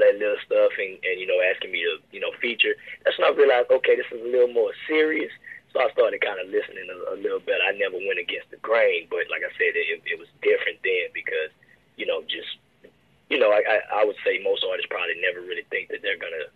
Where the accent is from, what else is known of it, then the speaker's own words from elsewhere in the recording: Baton Rouge, Louisiana, United States; I'm originally from South Baton Rouge, of course, so I went to, like, Magnolia Woods and Dufrog. In those two schools, those were my elementary years